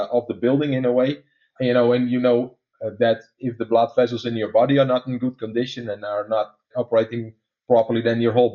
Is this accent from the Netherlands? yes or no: yes; Netherlands; accent: Dutch; English is a second language; some of your listeners are trying to place my accent right now, is that I'm actually a Dutch guy